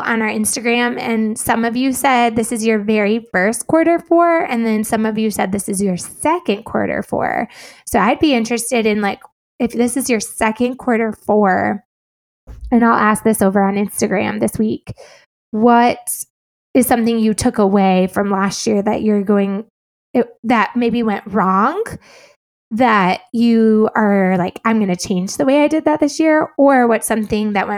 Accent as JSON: {"language": "English", "region": "Illinois", "country": "United States", "moved": "as an adult", "said": "I am from Illinois"}